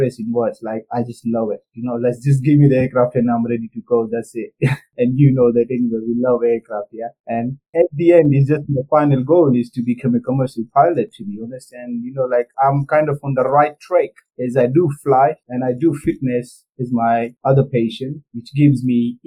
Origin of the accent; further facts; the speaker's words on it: India; moved away as an adult; now in United Kingdom; I'm born and brought up in India, and then I came here to the UK in September 2013.